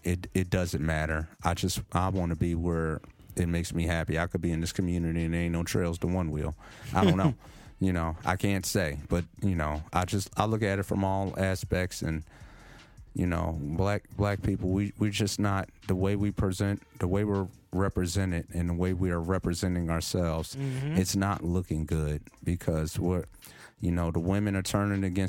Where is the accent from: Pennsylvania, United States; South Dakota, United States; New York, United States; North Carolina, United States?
Pennsylvania, United States; Philadelphia; growing up in Philly